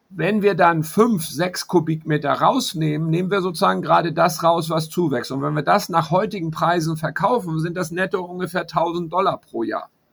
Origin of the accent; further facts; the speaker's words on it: Hamburg, Germany; moved away as an adult; now in Panama; in meiner Heimatstadt Hamburg, aber ich lebe hier